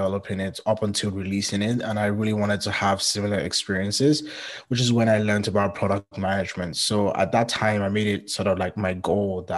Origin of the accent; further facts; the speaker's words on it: Nigeria; moved away as an adult; now in Canada; anytime someone asks me where I'm from, I usually say Nigeria